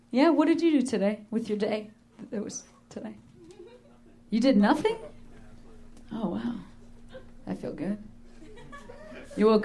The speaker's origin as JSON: {"language": "English", "region": "Illinois", "country": "United States", "also_born_or_lived": "Indiana", "said": "well, I moved out of Indiana 10 years ago, so 10 years. I don't know. That's just, I'm from Illinois, you know?"}